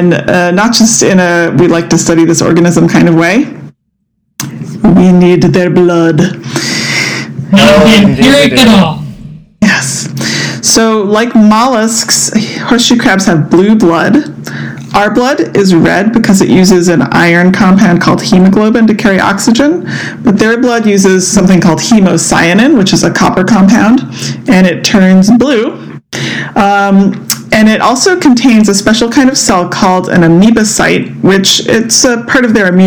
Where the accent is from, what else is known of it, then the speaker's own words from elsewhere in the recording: East Coast, United States; when I was a kid growing up on the East Coast